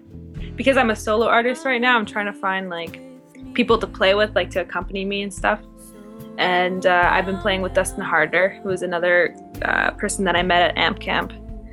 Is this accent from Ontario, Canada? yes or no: no; Winnipeg, Manitoba, Canada; Yep. Yeah, I was born in Winnipeg. It's a nice city. I plan on staying here for a while.